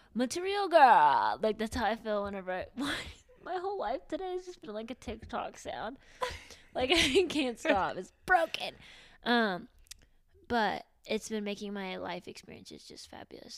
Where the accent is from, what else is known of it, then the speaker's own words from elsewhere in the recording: Knoxville, Tennessee, United States; I'm from Knoxville, like it's in Tennessee still